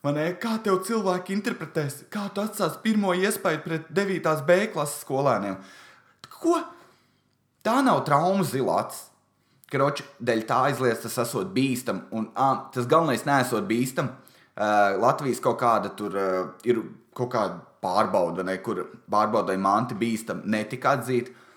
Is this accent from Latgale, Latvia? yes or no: no; Valmiera, Vidzeme, Latvia; es esmu no Valmieras